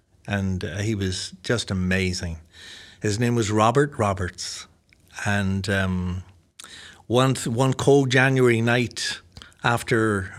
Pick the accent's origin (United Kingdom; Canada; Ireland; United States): Ireland; accent: combination of American and Irish; it's a combination of American accent and an Irish accent, I think.